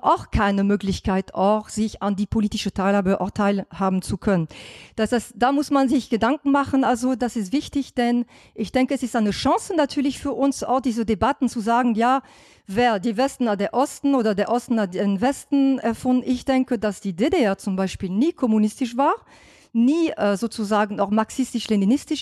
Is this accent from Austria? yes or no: no; France; German is a second language; now in Germany; ich als Französin, ich bin nicht gebürtige Deutsche